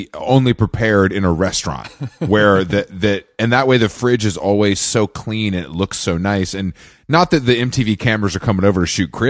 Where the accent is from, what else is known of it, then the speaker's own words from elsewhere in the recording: Atlanta, Georgia, United States; I'm from Atlanta. It's a Southern thing.